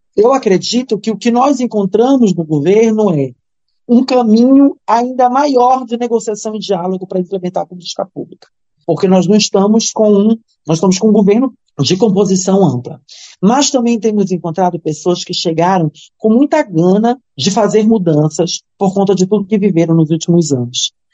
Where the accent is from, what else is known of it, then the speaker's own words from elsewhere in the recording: Belém, Pará, Brazil; eu sou de Belém, a minha família é de Cametá